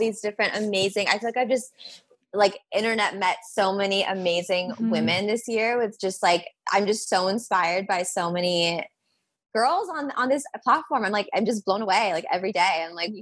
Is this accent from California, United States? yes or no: yes; Los Angeles, California, United States; I'm born and raised in Los Angeles